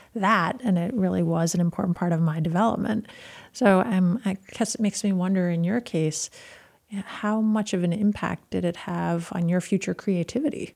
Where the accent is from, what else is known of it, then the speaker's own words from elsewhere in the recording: Burlington, Vermont, United States; moved away; I was born in Burlington, and I've, I went to medical school in Burlington